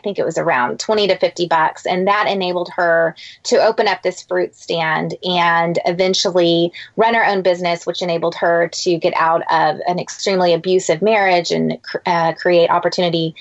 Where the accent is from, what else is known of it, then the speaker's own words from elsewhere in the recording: San Antonio, Texas, United States; I grew up in San Antonio